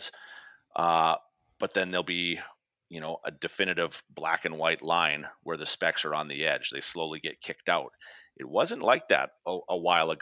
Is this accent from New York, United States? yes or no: no; North Dakota, United States; growing up in North Dakota